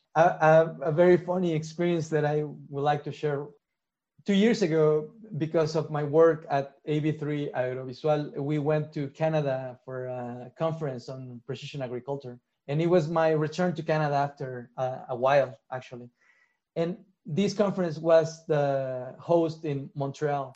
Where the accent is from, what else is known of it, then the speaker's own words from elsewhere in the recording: Mexico; I'm from Mexico